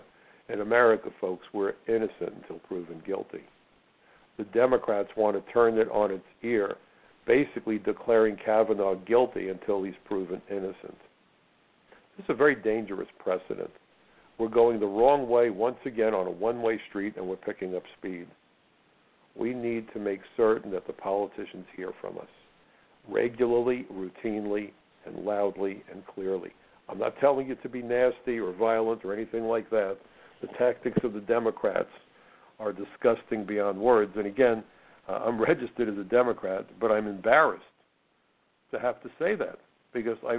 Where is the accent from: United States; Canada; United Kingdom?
United States; I'm an American